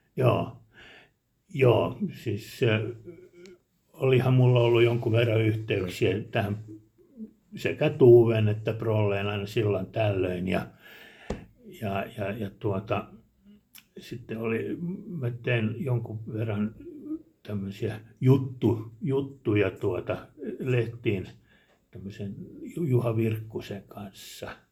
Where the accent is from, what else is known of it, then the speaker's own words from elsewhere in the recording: Helsinki, Uusimaa, Finland; now in Hanko, Finland; mä olen alun perin helsinkiläinen